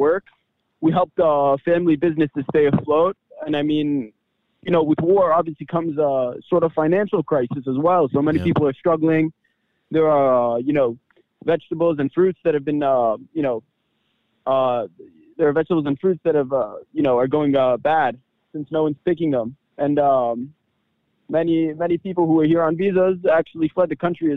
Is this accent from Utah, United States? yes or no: no; Jersey City, New Jersey, United States; moved away as an adult; now in Israel; I grew up in Jersey City, New Jersey, to Israeli parents